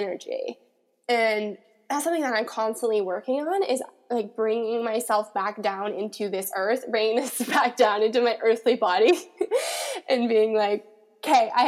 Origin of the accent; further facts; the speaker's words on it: Colorado, United States; now in Los Angeles, United States; growing up in Colorado, the mountain energy